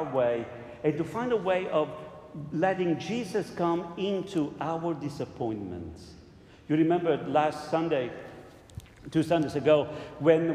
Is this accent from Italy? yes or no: yes; Southern Italy, Italy; moved away; I'm from Italy, and we in Italy have, in the south, we have different traditions